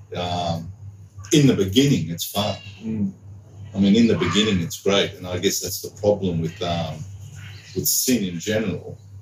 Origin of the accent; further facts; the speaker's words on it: Sydney, New South Wales, Australia; growing up in Sydney, Australia in the 1970s